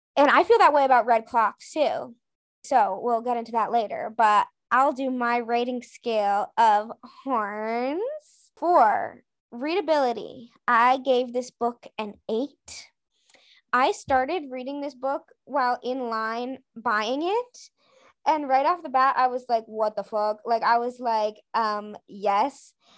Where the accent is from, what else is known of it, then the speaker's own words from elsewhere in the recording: New England, United States; I'm from New England